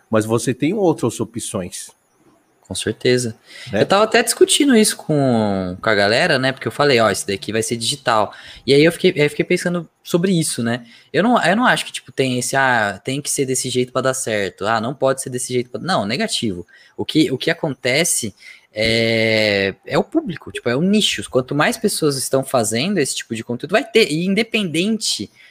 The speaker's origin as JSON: {"language": "Portuguese", "town": "Campinas", "region": "São Paulo", "country": "Brazil", "tie": "born there", "moved": "as an adult", "lives_now": "Londrina, Brazil", "said": "Cara, eu nasci em Campinas, né? Campinas, São Paulo. E aí eu vim para Londrina fazer faculdade."}